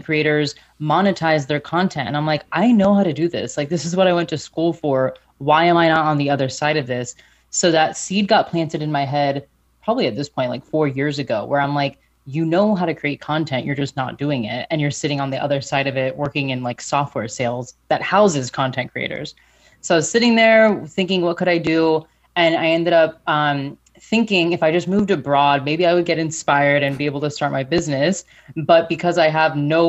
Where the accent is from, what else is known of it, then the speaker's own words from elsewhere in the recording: Florida, United States; accent: American; moved away as an adult; now in Germany; So I do have an American accent. I'm from Florida.